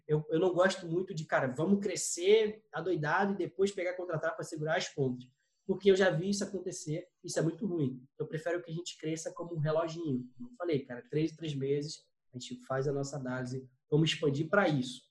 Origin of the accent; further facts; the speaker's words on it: São Gonçalo, Rio de Janeiro, Brazil; a gente veio de família humilde, vim de São Gonçalo aqui